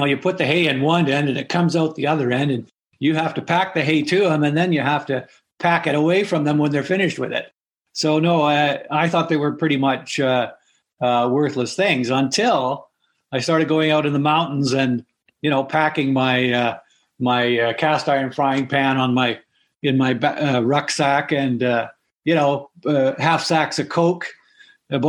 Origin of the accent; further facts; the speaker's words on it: British Columbia, Canada; in British Columbia in the 50s, when I grew up, it was a pretty wild country then. We grew up on the Alaska or the Heart Highway